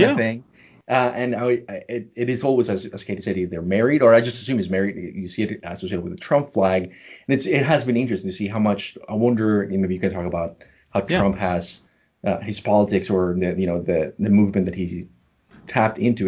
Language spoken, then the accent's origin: English; Colombia; moved away; also born or lived in New York; I, was born and raised in Colombia